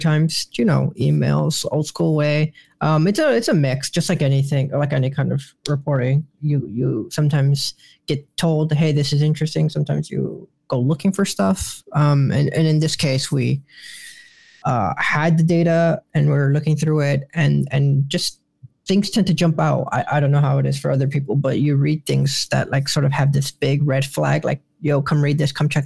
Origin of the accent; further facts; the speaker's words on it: Chicago, Illinois, United States; moved away as an adult; now in Washington, D.C., United States; I love Chicago. I grew up in Little Village.